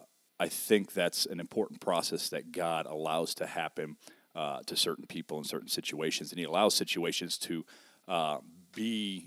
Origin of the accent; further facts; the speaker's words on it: South Bend, Indiana, United States; Oh, man, I hail originally. Born here in South Bend. Grew up till the age of 10 on the south side of South Bend.